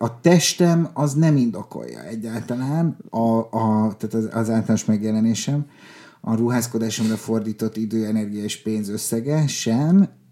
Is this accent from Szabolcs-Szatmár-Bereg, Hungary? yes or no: no; Budapest, Hungary; also born or lived in Lake Balaton area; Oda születtünk mi. Uh-huh. És aztán, de egész kicsik volt, tehát négy évesek voltunk, amikor Budapestre költöztünk